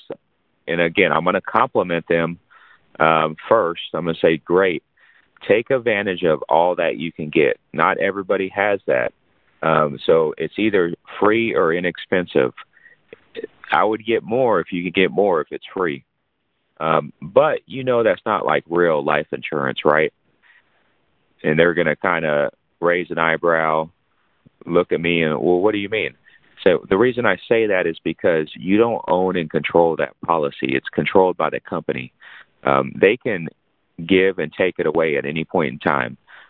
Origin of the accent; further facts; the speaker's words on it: San Antonio, Texas, United States; now in Fort Worth, United States; I was born in San Antonio